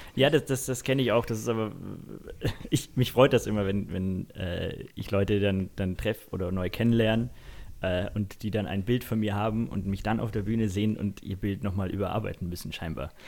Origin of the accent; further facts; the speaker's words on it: Munich, Bavaria, Germany; ich gebürtiger Münchner bin